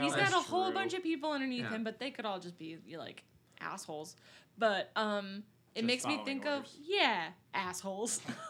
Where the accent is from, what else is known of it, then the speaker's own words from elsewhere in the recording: Bethlehem, United States; my hometown that small? Yeah, right? Bethlehem's like 30,000 people?